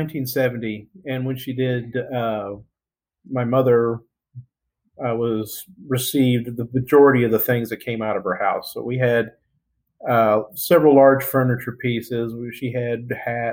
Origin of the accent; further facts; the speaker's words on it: Odessa, Texas, United States; moved away as an adult; We're all from Odessa, Texas, which is a small town out in the middle of West Texas.